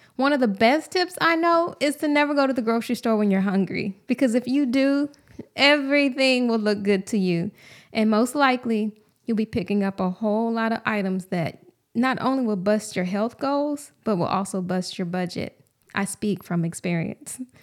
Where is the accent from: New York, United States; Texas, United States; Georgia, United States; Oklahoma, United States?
Texas, United States; Houston; moved away as an adult; take a job back home in my hometown of Houston